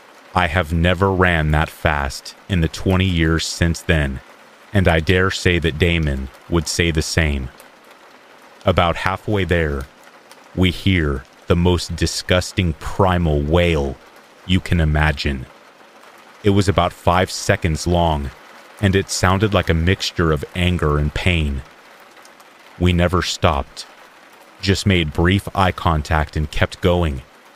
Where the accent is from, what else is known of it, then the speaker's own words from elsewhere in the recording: New Zealand; I am from Aotearoa, New Zealand. We do have the odd missing person or scary case, but it's otherwise safe here, and not much happens.